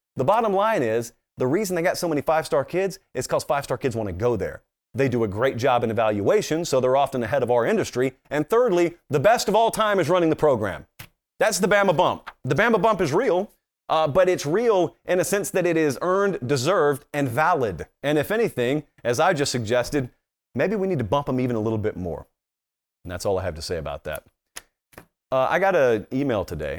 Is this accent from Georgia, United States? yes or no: yes; Columbus, Georgia, United States; I'm from Columbus